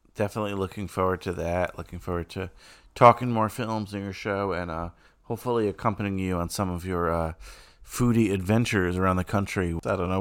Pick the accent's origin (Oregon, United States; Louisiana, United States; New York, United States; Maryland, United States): New York, United States; As a New Yorker